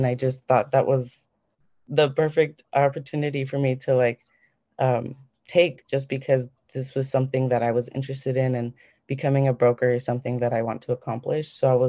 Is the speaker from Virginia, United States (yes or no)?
no; Seattle, Washington, United States; So I was born here in Seattle